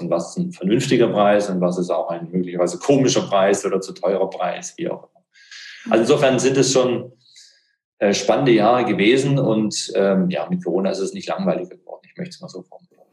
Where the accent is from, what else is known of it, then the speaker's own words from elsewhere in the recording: Baden-Württemberg, Germany; Ich bin da als Schwabe